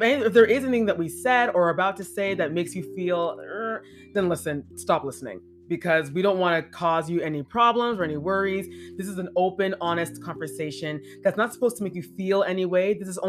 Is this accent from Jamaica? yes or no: yes; Jamaica; You know, I'm black and I'm black Jamaican.